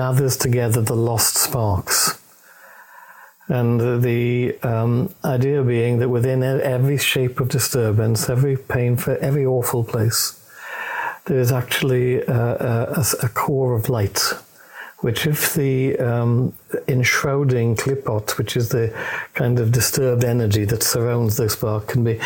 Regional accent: Wales, United Kingdom; accent: Welsh; I'm Welsh.

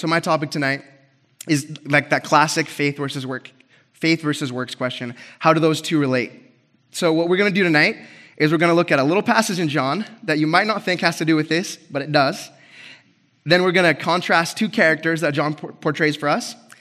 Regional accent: Grants Pass, Oregon, United States; moved away; So, I love my hometown

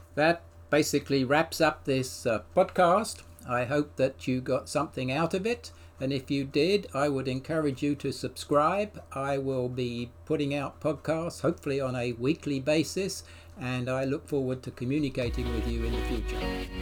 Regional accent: England, United Kingdom; now in United States; I'm an Englishman

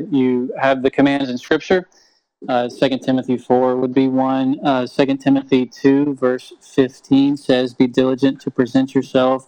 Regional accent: Tennessee, United States; now in Chilliwack, Canada; I'm from Tennessee, which is a long way away from here.

